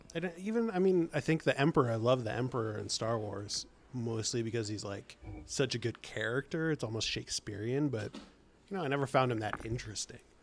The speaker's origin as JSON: {"language": "English", "area": "Bay Area", "region": "California", "country": "United States", "said": "I'm from the Bay Area"}